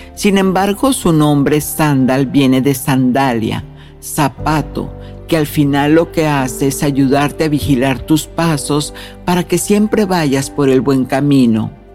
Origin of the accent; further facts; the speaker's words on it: Mexico; moved away; fui a mi tierra natal, a México